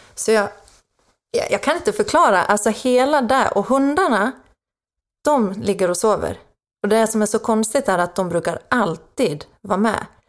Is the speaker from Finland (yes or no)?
yes; Finland; accent: Finland Swedish; first language Swedish; moved away as an adult; now in Sweden; Jag är från Finland ursprungligen. Jaha. Så att jag är eh, inflyttad till Sverige 2010